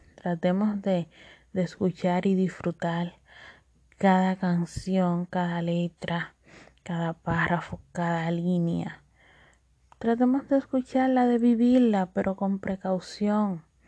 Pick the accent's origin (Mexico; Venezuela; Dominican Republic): Dominican Republic; accent: Dominican; mi acento dominicano. Sí, de pura cepa.